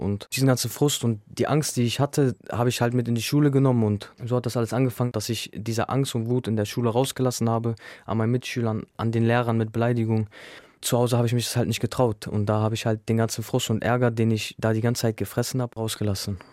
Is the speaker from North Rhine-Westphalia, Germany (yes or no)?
no; Bremen, Germany; Also ich bin in Gröpeling aufgewachsen